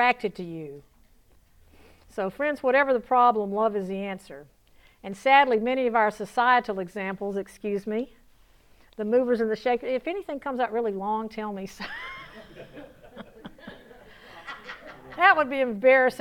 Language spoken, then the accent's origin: English; Georgia, United States; accent: southern; moved away as an adult; also born or lived in Palm Beach, Florida / Lake Tahoe, Nevada; When I was 19 years old and I was sassy from Georgia